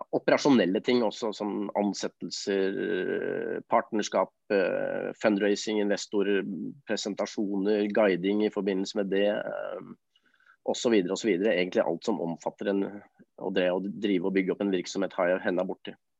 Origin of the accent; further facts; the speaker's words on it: Oslo, Norway; Jeg er jo født og oppvokst på Nordstrand